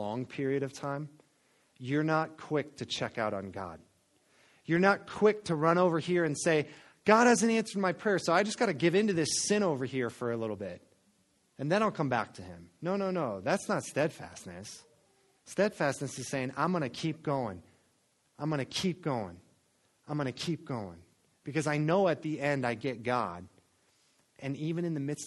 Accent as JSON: {"language": "English", "region": "Florida coast", "country": "United States", "tie": "born or raised there", "said": "I grew up on the Florida coast"}